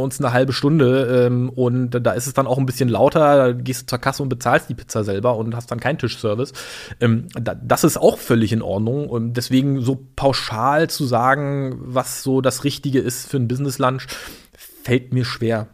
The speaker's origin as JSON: {"language": "German", "region": "Berlin", "country": "Germany", "tie": "born or raised there", "also_born_or_lived": "Chemnitz / Greifswald", "said": "Berlin groß geworden äh, in einer Plattenbausiedlung in Berlin-Hellersdorf"}